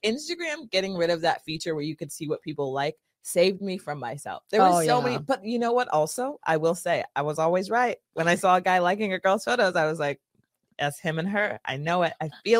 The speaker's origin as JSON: {"language": "English", "town": "Rancho Cucamonga", "region": "California", "country": "United States", "tie": "born or raised there", "moved": "yes", "said": "I grew up in Southern California."}